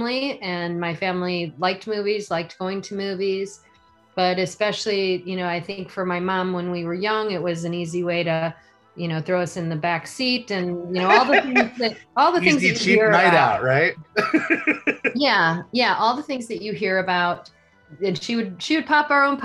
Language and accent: English; Zion, Illinois, United States; moved away; also born or lived in Miami, Florida; I grew up outside of Chicago, north of Chicago on the Wisconsin border. So we were kind of halfway in a town called Zion, halfway between Chicago and Milwaukee.